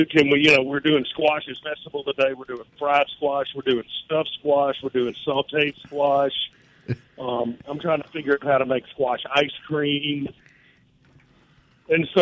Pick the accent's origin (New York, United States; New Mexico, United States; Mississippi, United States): Mississippi, United States; I'm from Mississippi